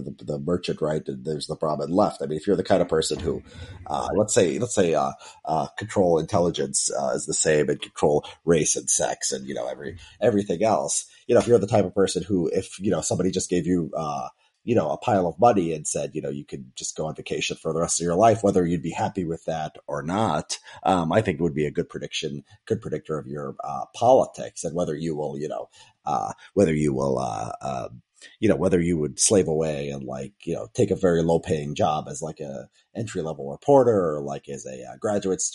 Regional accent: Chicago, Illinois, United States; I grew up in the south suburbs of Chicago

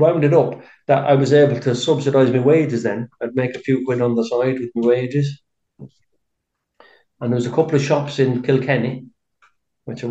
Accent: South Wales, United Kingdom; moved away as an adult; now in Abbeyleix, Ireland; I'm from South Wales originally

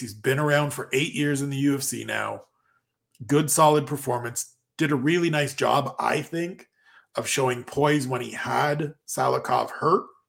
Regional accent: Canada; I am Canadian

